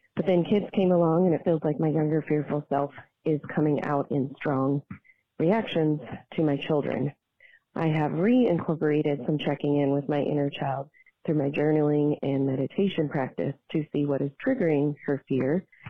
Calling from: Denver, Colorado, United States; I'm calling from Denver, Colorado

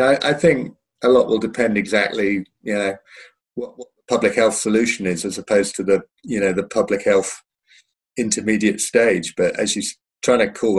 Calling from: London, United Kingdom; I'm logged in from London. Well, just outside London, actually.

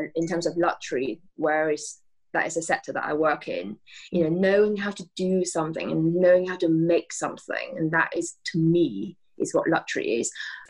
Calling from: Bath, South West England, United Kingdom; I am at home in Bath in the UK.

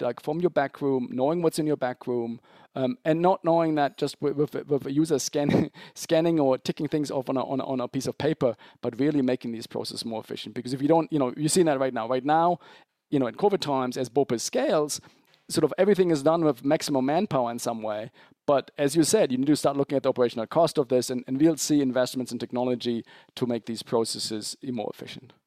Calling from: Zurich, Switzerland; I'm calling from, from Zurich, Switzerland

